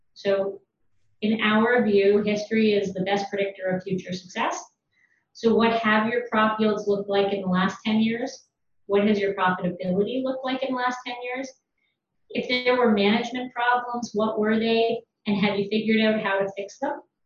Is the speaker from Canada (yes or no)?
yes; London, Ontario, Canada; I'm from London, Ontario, from a farm